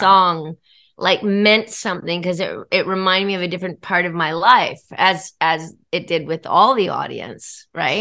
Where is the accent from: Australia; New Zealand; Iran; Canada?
Australia; moved away; I was born in Australia